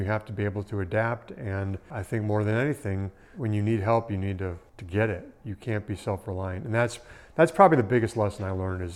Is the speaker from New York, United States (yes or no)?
no; Wisconsin, United States; moved away as an adult; now in Bastrop, United States; I grew up in Wisconsin